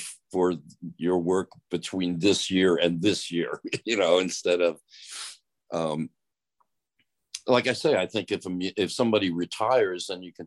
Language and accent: English; Philadelphia, Pennsylvania, United States; We're both from Philly